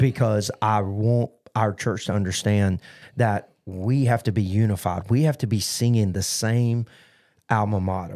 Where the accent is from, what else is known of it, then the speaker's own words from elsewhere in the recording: United States; as an American